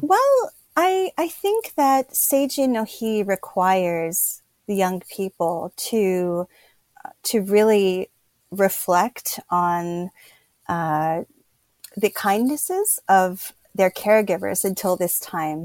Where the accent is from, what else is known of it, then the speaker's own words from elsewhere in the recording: Pennsylvania, United States; moved away as an adult; now in Kyoto, Japan; I'm originally from Pennsylvania in the United States